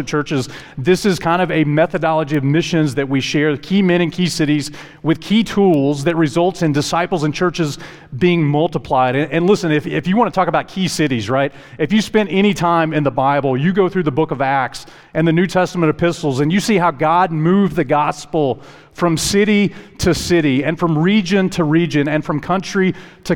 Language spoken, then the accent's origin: English; Lower Alabama, United States; also born or lived in Decatur, Alabama; now in Huntsville, United States; I grew up in Lower Alabama, and in high school, my family relocated to North Alabama.